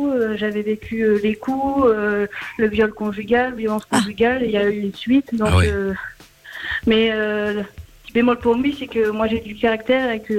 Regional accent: Normandy, France; born or raised there; moved away as an adult

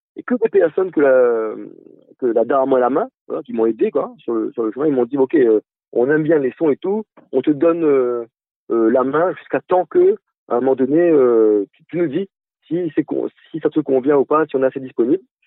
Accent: Réunion; en tant que réunionnais

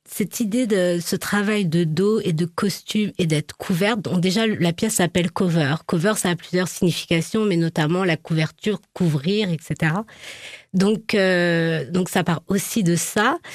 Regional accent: Nouvelle-Aquitaine, France; born there; Ben je suis née en Charente

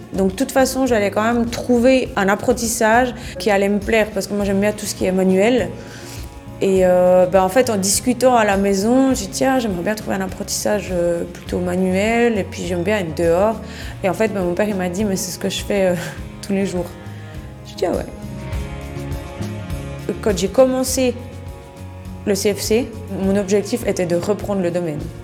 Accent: Boudry, Neuchâtel, Switzerland; J'ai grandi ici, euh, à Trois-Roues

